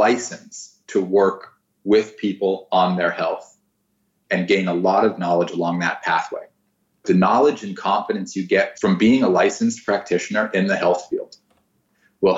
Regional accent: South Florida, United States; moved away as an adult; also born or lived in Orlando, Florida; now in Santa Barbara, United States; I went to college in Orlando and I grew up in South Florida

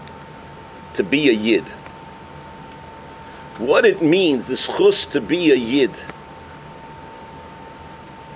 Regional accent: New York, United States; moved away; I come from New York where the cashier doesn't even talk to you

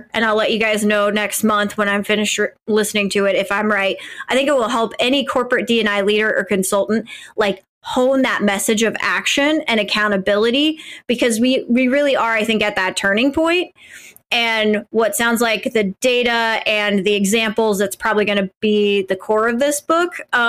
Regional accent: Midwest, United States; So I can tell you, being a Midwesterner, I've never felt like my voice was underrepresented, especially as a white Midwesterner.

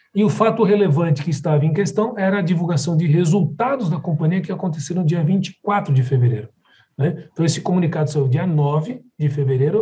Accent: São Paulo, Brazil; also born or lived in Rio de Janeiro; eu sou de São Paulo, moro num condomínio aqui em São Paulo com as minhas filhas

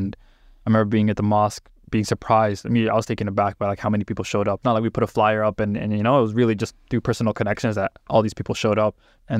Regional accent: Toronto, Ontario, Canada; also born or lived in Brampton; I was born in Toronto, and then moved to Brampton for high school.

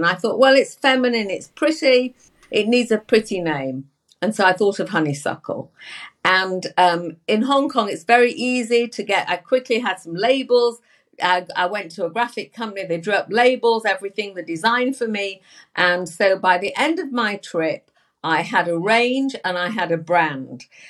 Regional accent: England, United Kingdom; I'm from England, you know. I'm from England

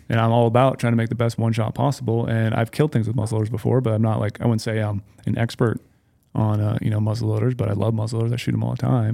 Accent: Minnesota, United States; moved away; I grew up in Minnesota

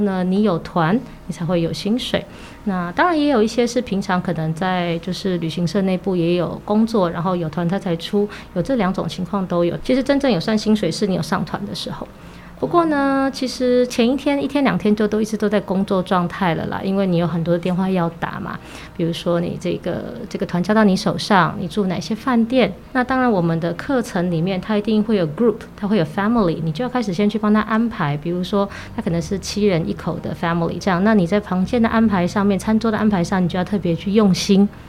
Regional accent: Taipei, Taiwan; 我们从小到大都在台北长大，啊，我也算是在台北就走跳了这么久的人

